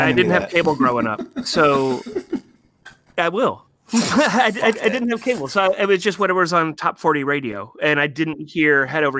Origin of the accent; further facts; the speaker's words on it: Warsaw, Indiana, United States; Growing up in Warsaw, Indiana